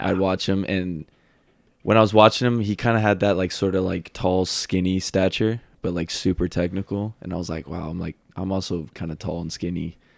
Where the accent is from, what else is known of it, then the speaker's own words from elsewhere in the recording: Marietta, Georgia, United States; moved away as an adult; now in Chattanooga, United States; I am from Marietta, Georgia. It's about, I would say fifteen minutes outside city of Atlanta. Been there pretty much my whole life. Went to high school there